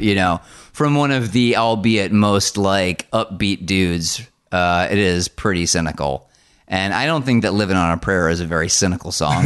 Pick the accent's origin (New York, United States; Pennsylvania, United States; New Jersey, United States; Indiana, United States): New Jersey, United States; I grew up in New Jersey